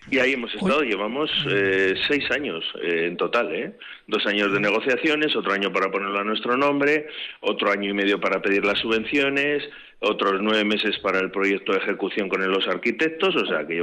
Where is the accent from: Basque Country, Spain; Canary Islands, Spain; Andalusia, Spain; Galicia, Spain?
Basque Country, Spain; Vitoria; somos un pueblo muy pequeñito, somos del Ayuntamiento de Vitoria, pero económicamente estamos siempre jodidos